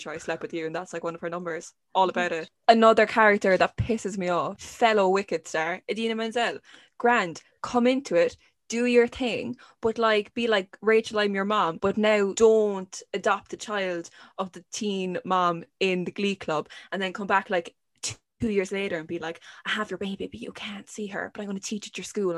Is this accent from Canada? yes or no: no; Ireland; as an Irish person